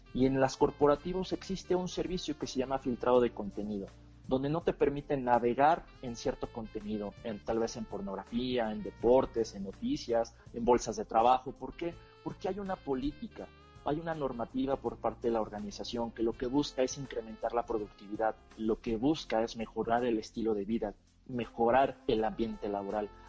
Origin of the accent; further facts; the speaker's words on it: Mexico; lo que tenemos en común es que somos mexicanos